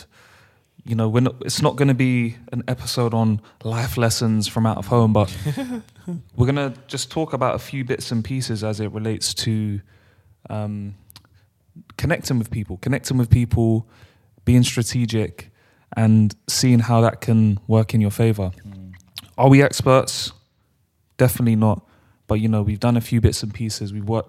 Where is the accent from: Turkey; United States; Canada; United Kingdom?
United Kingdom; London; we're from London, bro.